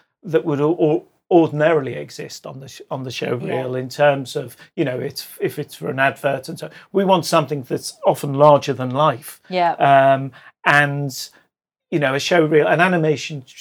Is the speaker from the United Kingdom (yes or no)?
yes; Liverpool, North West England, United Kingdom; I'm originally from Liverpool